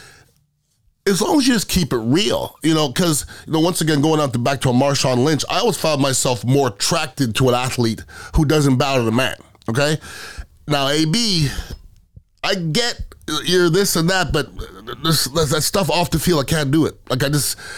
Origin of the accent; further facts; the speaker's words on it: Montreal, Quebec, Canada; also born or lived in Iowa / Indiana; now in Tampa, United States; I grew up in Montreal